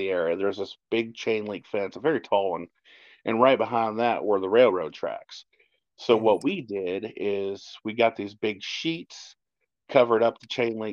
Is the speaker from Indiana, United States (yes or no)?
yes; Jeffersonville, Indiana, United States; we're from Jeffersonville